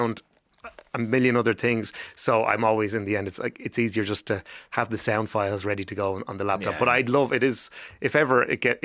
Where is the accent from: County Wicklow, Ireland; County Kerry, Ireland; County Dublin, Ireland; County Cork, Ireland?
County Wicklow, Ireland; Rathdrum; also born or lived in Arklow; Down in Wicklow, I'm from Rathdrum, went to school in Arklow